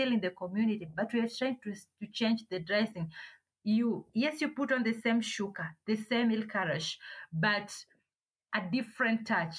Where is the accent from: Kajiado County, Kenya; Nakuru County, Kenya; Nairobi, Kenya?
Kajiado County, Kenya; Manyatta; also born or lived in Kitengela, Kenya; I was born in Kitengela, raised in Amanyata